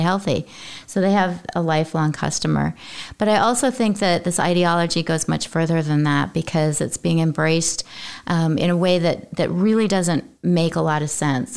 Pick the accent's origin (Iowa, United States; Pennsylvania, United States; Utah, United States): Utah, United States; I come from Utah, which is generally thought of as a conservative state.